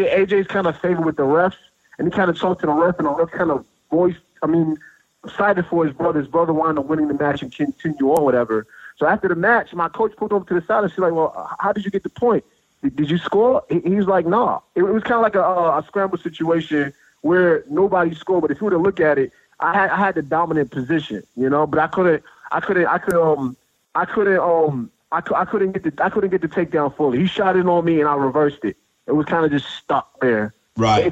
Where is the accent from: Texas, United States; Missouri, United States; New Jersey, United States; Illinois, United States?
New Jersey, United States; moved away as an adult; also born or lived in Washington, D.C. area / Maryland; now in Tennessee, United States; I, I grew up in New Jersey